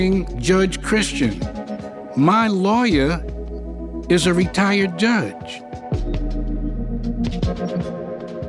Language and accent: English; New York City, New York, United States; moved away; I'm from New York. You know, I grew up in Harlem.